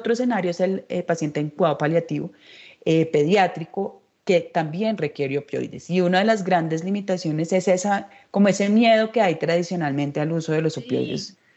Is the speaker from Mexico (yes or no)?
yes; Mexico; now in Bogotá, Colombia; Hace seis años cuando yo llegué de México